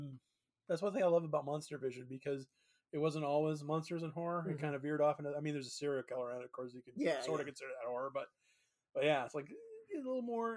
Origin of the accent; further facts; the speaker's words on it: Nebraska, United States; I'm from Nebraska.